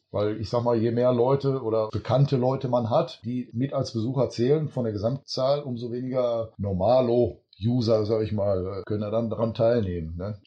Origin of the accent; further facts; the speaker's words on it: Duisburg, North Rhine-Westphalia, Germany; Ich bin in Duisburg geboren